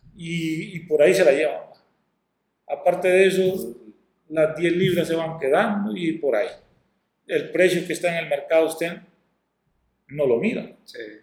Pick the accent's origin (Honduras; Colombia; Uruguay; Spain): Honduras; Corquín, Copán; moved away; also born or lived in northern Honduras; soy de Corquín, pero que he pasado mi mayor tiempo allá en la zona norte, y, estudiando y todo